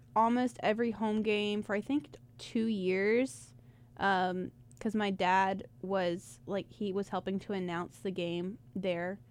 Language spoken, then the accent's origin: English; Rock Hill, South Carolina, United States; I grew up in Rock Hill. I my whole family's from Rock Hill